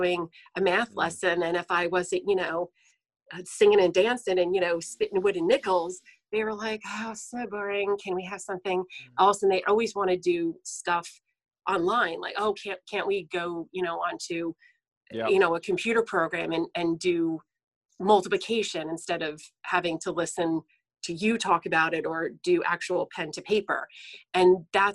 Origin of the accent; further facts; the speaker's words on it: central New Jersey, United States; I'm from New Jersey. I live in central New Jersey, which is, people call it the Jersey Shore. Thus, us that live here, we actually call it the beach. And I've lived here, I've lived here all my life.